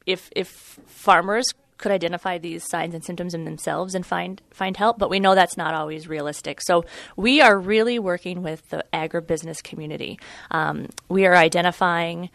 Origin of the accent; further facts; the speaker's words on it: Central Iowa, United States; moved away as an adult; now in Marshfield, United States; I'm originally from Central Iowa. I'm from a corn and soybean farm there